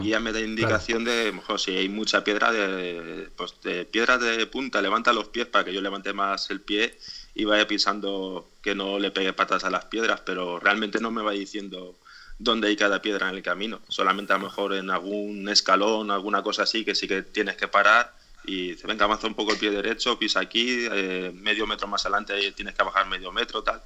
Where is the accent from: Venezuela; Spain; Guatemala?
Spain; Alicante, Valencian Community; soy de Alicante